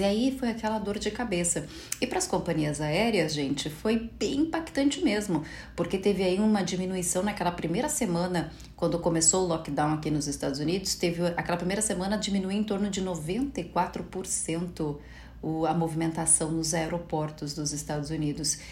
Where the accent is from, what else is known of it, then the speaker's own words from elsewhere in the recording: Brazil; somos brasileiros